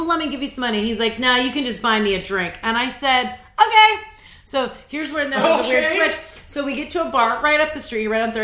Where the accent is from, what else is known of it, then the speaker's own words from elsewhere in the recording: California, United States; now in New York, United States; I'm from California